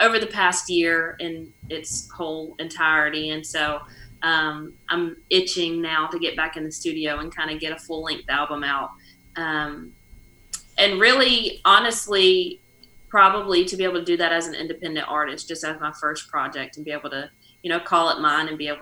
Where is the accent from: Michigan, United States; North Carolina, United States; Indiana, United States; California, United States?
North Carolina, United States; moved away as an adult; also born or lived in Nashville; the closest live music scene that we have to my hometown is Raleigh, which is an hour away